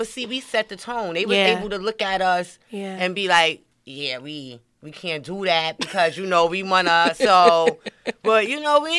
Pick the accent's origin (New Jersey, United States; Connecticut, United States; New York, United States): New York, United States; New York City; I'm from Brooklyn